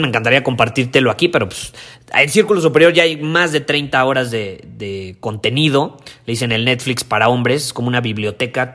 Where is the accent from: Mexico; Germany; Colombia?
Mexico; los que no teníamos papás alemanes o suizos y éramos como los mexicanos